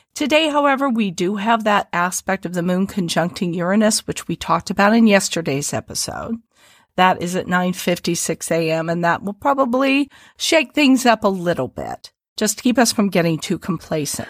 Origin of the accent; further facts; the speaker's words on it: Midwest, United States; accent: Midwest, twangier; they will pick up on the Midwest in my accent.